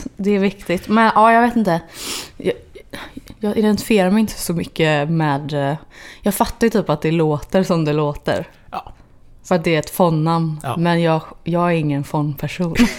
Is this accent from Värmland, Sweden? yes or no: no; Gothenburg, Västra Götaland, Sweden; moved away as an adult; also born or lived in Los Angeles, United States; Torslanda där jag är ifrån